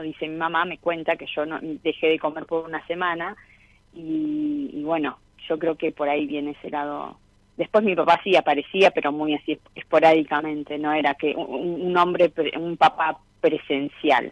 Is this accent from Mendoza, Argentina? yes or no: no; Miramar, Buenos Aires Province, Argentina; moved away as an adult; also born or lived in Mar del Plata; now in Comodoro Rivadavia, Argentina; Y nací en Miramar. Y estuve hasta mis 18 años. Luego me fui a vivir a Mar del Plata